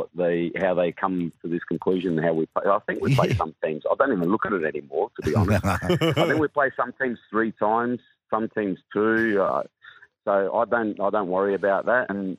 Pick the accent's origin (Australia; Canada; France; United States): Australia; South Australia; it's been in Adelaide for a long time, because I'm South Australian.